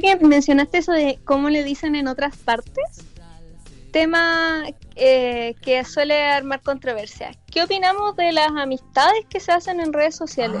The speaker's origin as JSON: {"language": "Spanish", "town": "Chillán", "region": "Ñuble", "country": "Chile", "tie": "born or raised there", "moved": "as an adult", "said": "yo llegué de mi pueblo, de Chillán"}